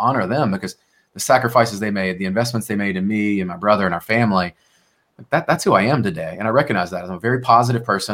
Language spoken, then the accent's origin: English; Memphis, Tennessee, United States; I grew up in Memphis, Tennessee